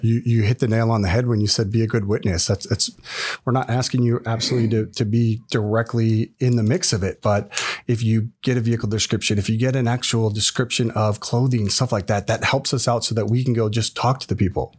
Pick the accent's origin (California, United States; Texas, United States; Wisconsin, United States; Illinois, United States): California, United States; now in Scottsdale, United States; I'm from California